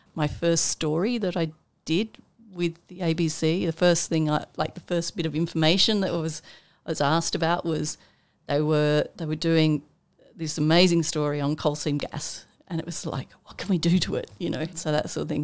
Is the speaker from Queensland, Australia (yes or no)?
no; Armidale, New South Wales, Australia; now in Canberra, Australia; I grew up in Armidale in New South Wales, uh, small on a small little farm.